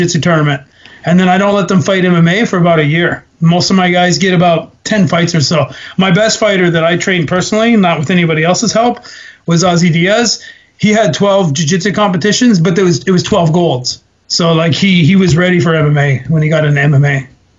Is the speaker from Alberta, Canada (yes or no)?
yes; Alberta, Canada; moved away; also born or lived in Ontario; I was from Alberta and I had my first couple fights there, I had a following